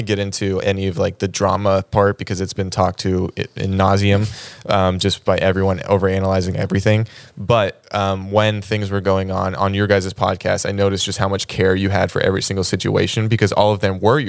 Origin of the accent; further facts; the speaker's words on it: Georgia, United States; now in Los Angeles, United States; I'm from Georgia.